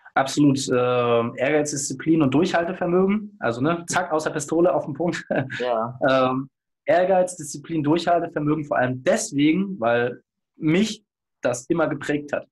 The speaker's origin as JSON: {"language": "German", "region": "Hamburg", "country": "Germany", "said": "als Hamburger"}